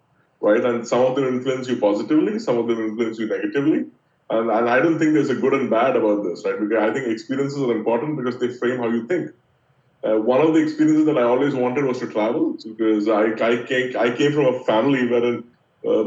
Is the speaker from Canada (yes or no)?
no; India; I grew up in India.